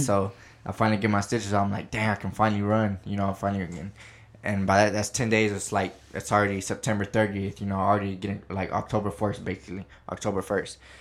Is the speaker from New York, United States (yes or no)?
no; Midland, Texas, United States; moved away as an adult; now in California, United States; born and raised in Midland, Texas, and I graduated from Midland High